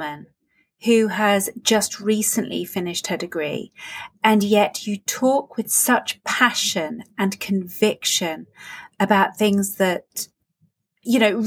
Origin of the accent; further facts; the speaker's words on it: Northern Ireland, United Kingdom; now in England; I was actually born in England and then we moved over to Northern Ireland later. But I've always called myself Northern Irish, even though I live in England again.